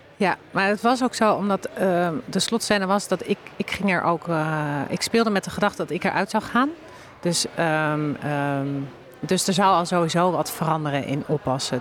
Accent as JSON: {"language": "Dutch", "town": "Bunnik", "region": "Utrecht", "country": "Netherlands", "said": "ik kom uit Bunnik"}